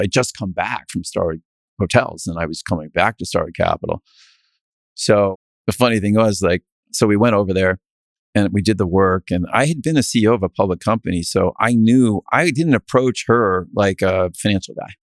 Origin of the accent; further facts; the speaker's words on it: New England, United States; also born or lived in Chicago / Connecticut; I'm a New England kid, but I, I'm not from the South